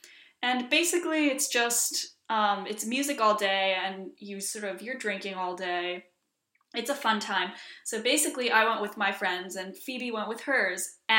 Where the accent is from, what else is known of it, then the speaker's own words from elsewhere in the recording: Iceland; also born or lived in Washington, D.C., United States; I am half Icelandic, half Chinese. I grew up in Iceland for the most part, but also grew up moving back and forth to Washington, D.C., so that explains this heinous accent.